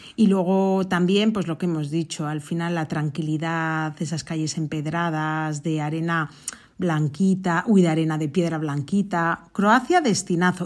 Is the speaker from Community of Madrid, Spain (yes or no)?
no; Arribes del Duero, Castile and León, Spain; mi pueblo, que está en las Arribes de Duero